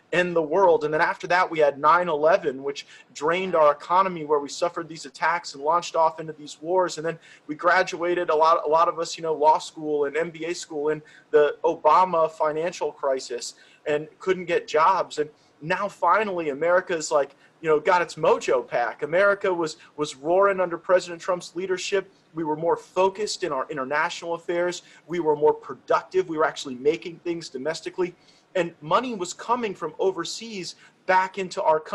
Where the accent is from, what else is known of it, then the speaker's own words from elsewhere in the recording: Florida, United States; I'm from Florida, where we cherish our seniors